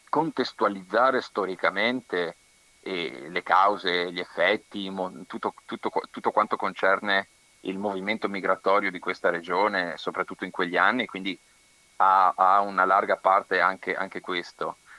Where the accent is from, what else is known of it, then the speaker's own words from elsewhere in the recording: the plain between Vicenza and Padua, Veneto, Italy; also born or lived in Verona; sono nella, mh, pianura tra, tra Vicenza e Padova